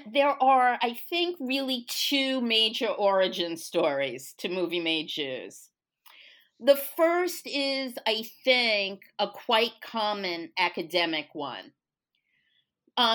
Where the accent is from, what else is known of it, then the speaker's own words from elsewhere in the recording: New York City, New York, United States; now in Texas, United States; I grew up in New York, Brooklyn to be even more specific, where I had what I now understand to be the luxury of taking Jewishness for granted.